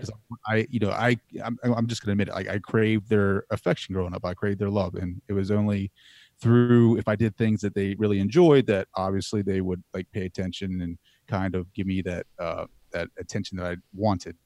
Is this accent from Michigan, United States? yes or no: no; Laurel, Delaware, United States; I grew up in Delaware